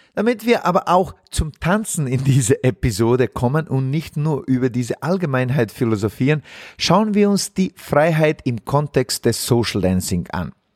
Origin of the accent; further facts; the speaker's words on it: Zenica, Federation of Bosnia and Herzegovina, Bosnia & Herzegovina; moved away; in meiner Heimatstadt Senica, wo ich aufgewachsen bin